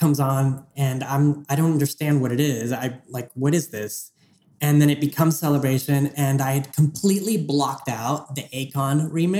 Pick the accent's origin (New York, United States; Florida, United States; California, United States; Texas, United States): Texas, United States; Houston; growing up in Houston, Texas